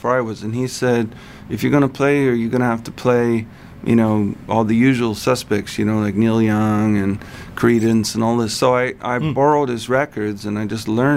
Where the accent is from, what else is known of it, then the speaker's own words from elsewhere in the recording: St. Catharines, Ontario, Canada; moved away as an adult; also born or lived in Toronto; I would have been 17 in my hometown of St. Catharines